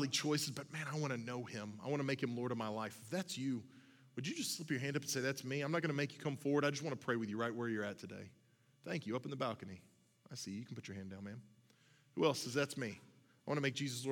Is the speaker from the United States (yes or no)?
yes; Oklahoma, United States; I'm from Oklahoma. We eat things out of ditches in Oklahoma